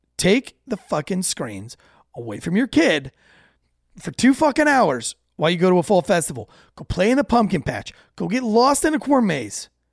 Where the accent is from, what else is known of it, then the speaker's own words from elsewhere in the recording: United States; as an American